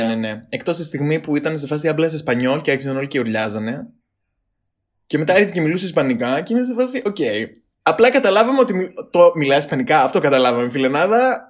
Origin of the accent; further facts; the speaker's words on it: Greece; λέω από την Ελλάδα